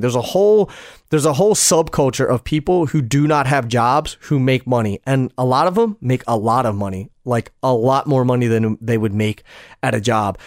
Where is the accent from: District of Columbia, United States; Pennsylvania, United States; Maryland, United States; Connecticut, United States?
Pennsylvania, United States; Philadelphia; I'm from Philly